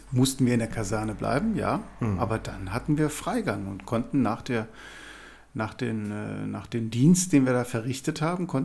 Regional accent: Linz am Rhein, Rhineland-Palatinate, Germany; also born or lived in Duisburg; und aufgewachsen bin ich in Linz am Rhein. Das ist gar nicht so weit weg von hier. Dort bin ich auch zur Schule gegangen, habe mein Abitur gemacht

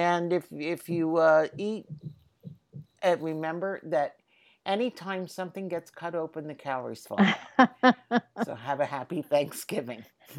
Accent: Philadelphia, Pennsylvania, United States; Since I am Philadelphian

